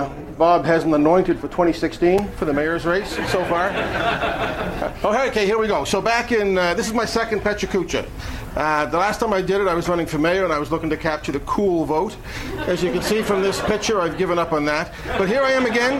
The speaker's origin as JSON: {"language": "English", "town": "Halifax", "region": "Nova Scotia", "country": "Canada", "said": "we're from Halifax"}